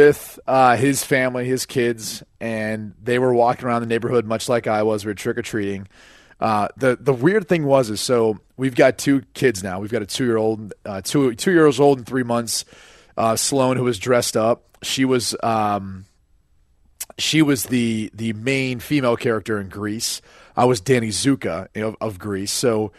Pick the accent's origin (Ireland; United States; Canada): Ireland; Because I'm Irish and then you claim to be Irish.